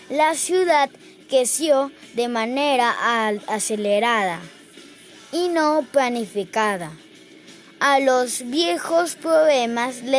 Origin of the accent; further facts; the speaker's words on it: Caracas, Capital District, Venezuela; Soy un caraqueño